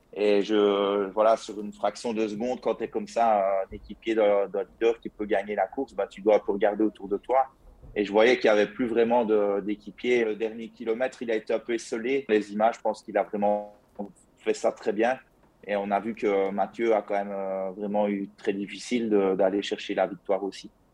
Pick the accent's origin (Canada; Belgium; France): Belgium; province of Liège, Wallonia; je viens de la province de Liège, donc euh, ça, ça, doit s'entendre à mon accent d'ailleurs